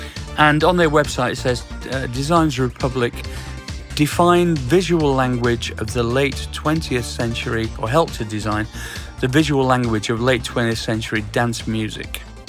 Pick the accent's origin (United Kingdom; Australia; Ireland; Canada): United Kingdom; Sheffield, Yorkshire and the Humber; I'm from Sheffield